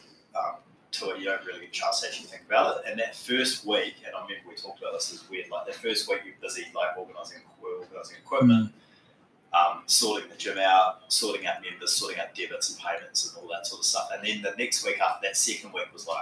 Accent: Christchurch, Canterbury, New Zealand; moved away as an adult; now in Perth, Australia; I grew up in Christchurch in the South Island of New Zealand

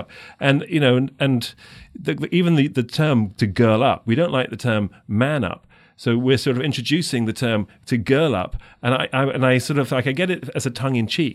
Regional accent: London, United Kingdom; moved away as an adult; now in United States; I'm, I'm from England, from London

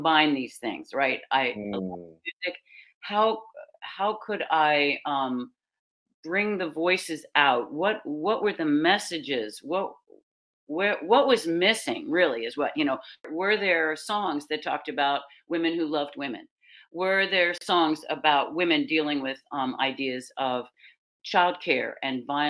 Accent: Philadelphia, Pennsylvania, United States; I'm a Philly girl. I'm from Philadelphia, born and raised in Philadelphia, Pennsylvania.

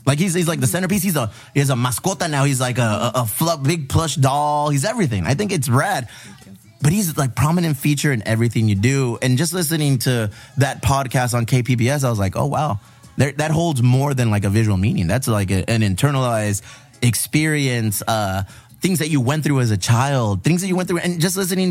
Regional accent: San Diego, California, United States; all the culture that we were raised with here in San Diego

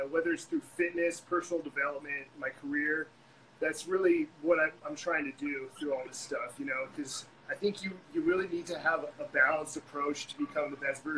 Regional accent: San Diego, California, United States; So I grew up in San Diego, lived with both of my parents

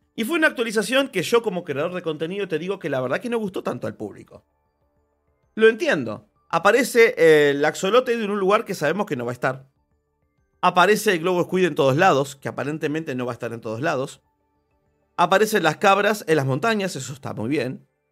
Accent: Argentina; Yo soy argentino

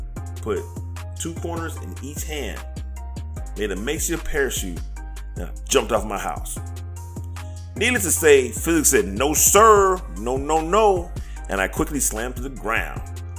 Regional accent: Louisiana, United States; also born or lived in Texas / Oklahoma / North Carolina; I will tell you that I am 51. I have lived with racism all my life. I grew up in Louisiana. I grew up in parts of Texas. I lived in Oklahoma. I lived in North Carolina.

